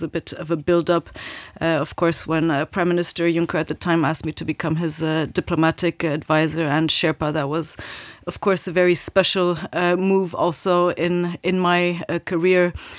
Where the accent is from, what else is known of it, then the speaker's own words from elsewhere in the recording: Japan; I grew up in Japan, indeed, lived there for many years, but always in a very international environment, and I really love that.